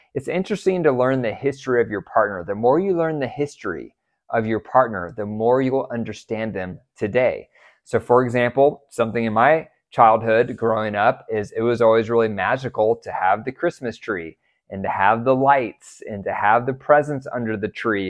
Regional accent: United States; I was raised in America

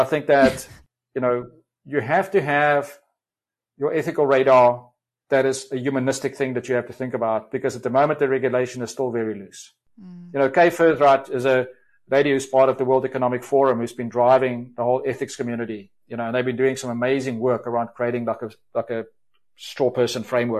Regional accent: South Africa; accent: South African; I've got a kind of a convoluted kind of South African come whatever other accent.

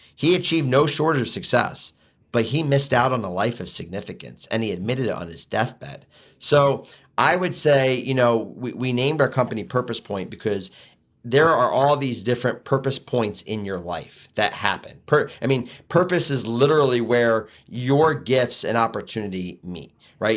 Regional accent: Philadelphia, Pennsylvania, United States; now in Michigan, United States; move back to Philly, uh, which is where I'm originally from

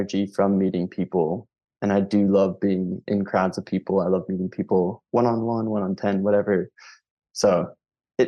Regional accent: Philadelphia, Pennsylvania, United States; I'm from Philadelphia, Pennsylvania

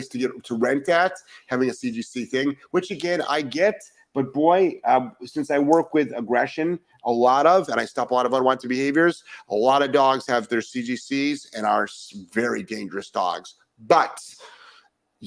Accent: Cleveland, Ohio, United States; moved away; I'm originally from Cleveland

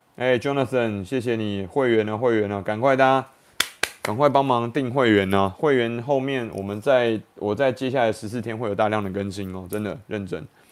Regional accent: Taiwan; 我们台湾人

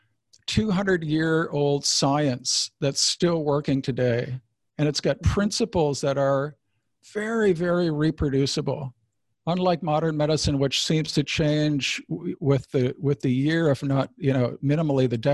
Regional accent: Wisconsin, United States; I moved back to my home state of Wisconsin

